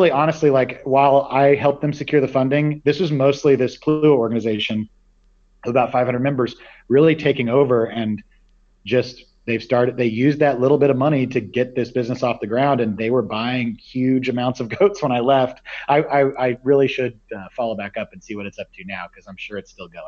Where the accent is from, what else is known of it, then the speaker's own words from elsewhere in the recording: Midwest, United States; I grew up in the Midwest and uh, hadn't really seen a lot of oceans uh, or done any kind of serious travel.